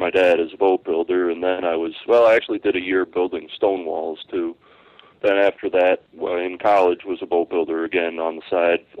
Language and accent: English; Long Lake, New York, United States; I grew up basically in the heart of the Adirondacks